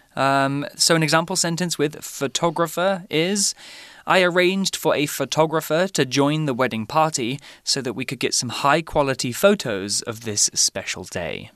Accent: Lowestoft, East of England, United Kingdom; moved away; in my hometown, we have something called scores

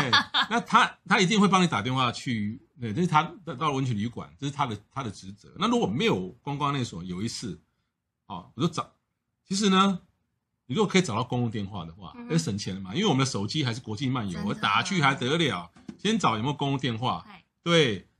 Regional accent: Taiwan; 我们台湾人

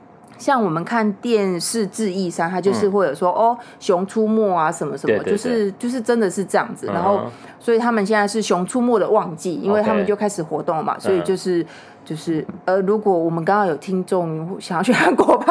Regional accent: Taiwan; 而特别对我们台湾人来说，

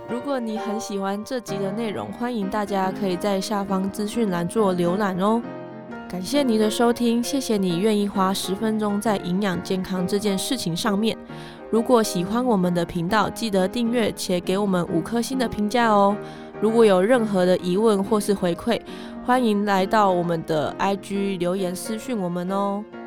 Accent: Taichung, Taiwan; 我是台中人

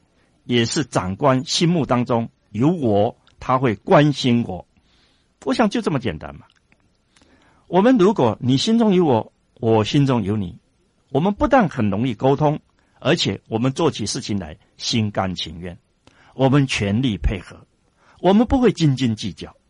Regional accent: China; 我觉得我们中国人其实很容易相处

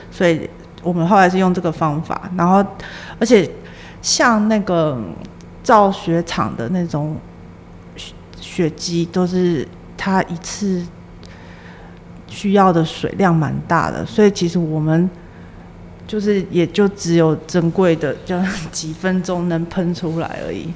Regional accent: central Taiwan, Taiwan; moved away; also born or lived in New York / Shanghai; 本身我就是台湾土生土长的

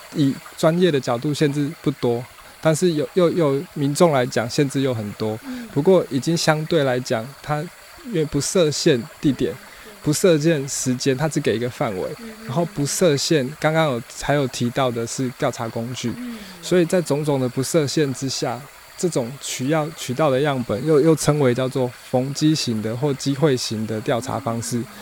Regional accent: Yilan County, Taiwan; 我是宜兰人

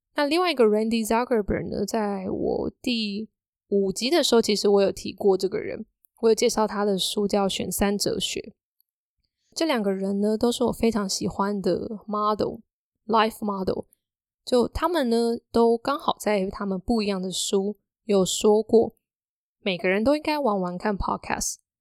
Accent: Hsinchu, Taiwan; 因为我是新竹人嘛，所以要在新竹，当时有试着要找纯文字的工作

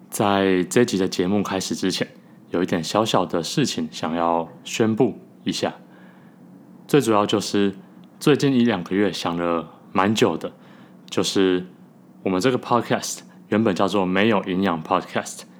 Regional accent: Taiwan; now in New York, United States; 我们聊了我们怎么从台湾搬移到纽约的过程。

